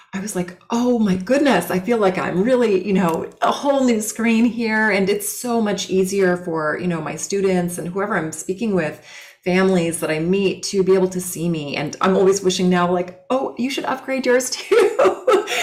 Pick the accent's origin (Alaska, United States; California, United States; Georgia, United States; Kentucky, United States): California, United States; Los Angeles; I grew up in California LA, um, really cool like beach surfer town